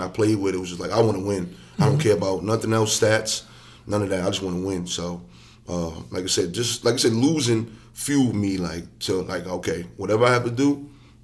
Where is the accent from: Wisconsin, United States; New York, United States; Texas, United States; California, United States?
New York, United States; New York City; I'm from Douglas Projects, so we had a program called Saturday Program.